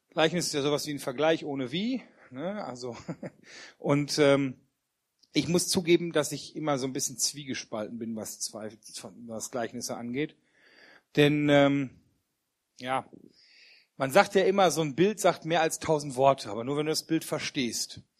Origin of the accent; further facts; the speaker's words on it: Wermelskirchen, North Rhine-Westphalia, Germany; für die, die mich noch nicht kennen. Ich komme aus Wermelskirchen bei Remscheid und ich freue mich, heute hier sein zu dürfen.